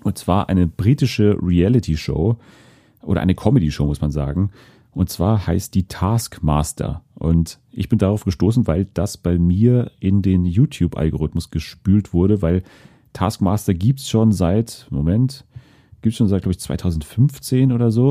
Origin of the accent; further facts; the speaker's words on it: Germany; als Deutsche